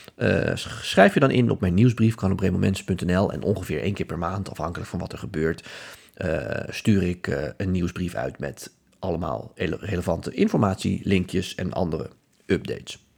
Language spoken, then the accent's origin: Dutch; Netherlands; wij zijn als Nederlanders